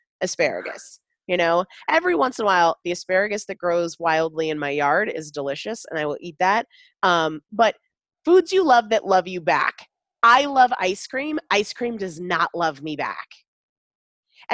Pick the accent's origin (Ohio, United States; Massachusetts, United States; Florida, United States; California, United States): Massachusetts, United States; Sandwich